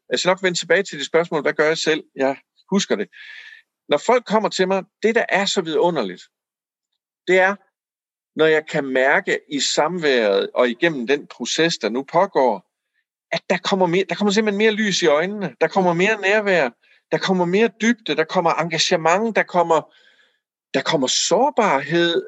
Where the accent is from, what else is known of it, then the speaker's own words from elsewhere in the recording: Aarhus, Central Denmark Region, Denmark; jeg voksede op i Aarhus